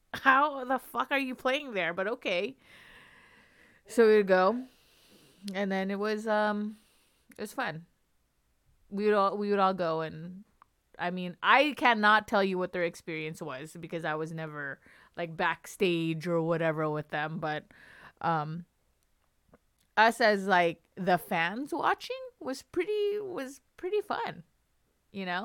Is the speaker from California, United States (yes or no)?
yes; Long Beach, California, United States; moved away; I grew up in California, in Long Beach